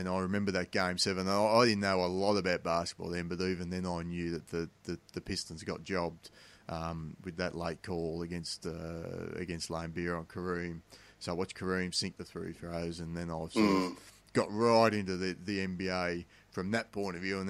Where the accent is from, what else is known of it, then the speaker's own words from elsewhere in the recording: Australia; the big differences for me growing up in Australia is we didn't play a lot of basketball.